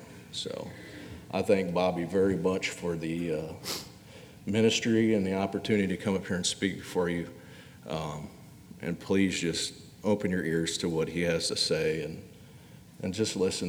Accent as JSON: {"language": "English", "region": "Indiana", "country": "United States", "said": "when I moved down here from Indiana, yeah, I'm a Yankee."}